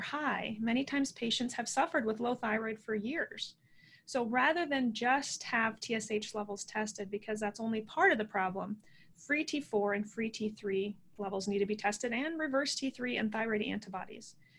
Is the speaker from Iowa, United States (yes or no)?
yes; Midwest, Iowa, United States; born and raised in the Midwest.